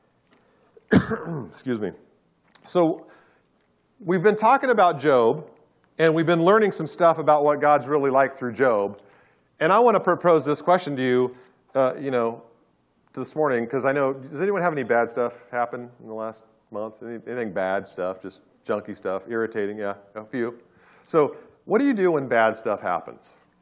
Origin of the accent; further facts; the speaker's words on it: Orange County, California, United States; I grew up in Orange County